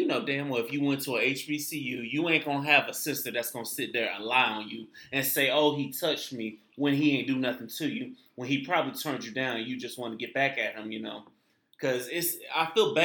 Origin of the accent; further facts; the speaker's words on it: Tampa, Florida, United States; I'm from Tampa